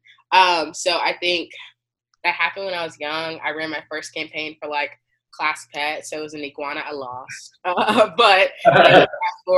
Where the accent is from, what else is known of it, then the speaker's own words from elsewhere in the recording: Macon, Georgia, United States; moved away as an adult; now in Baltimore, United States; I'm originally from Macon, Georgia. So it's a small, like a medium town city